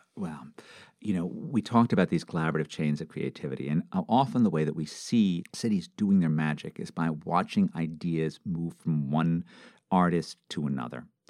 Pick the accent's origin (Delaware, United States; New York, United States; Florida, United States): New York, United States; New York City; moved away; I grew up in New York City